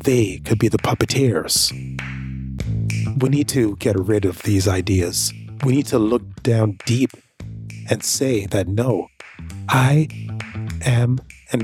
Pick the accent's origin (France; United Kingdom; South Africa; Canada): Canada; also born or lived in Jamaica; I am proud of being Jamaican. That's where I'm from. And I'm proud of being Canadian as well, because that's where I was raised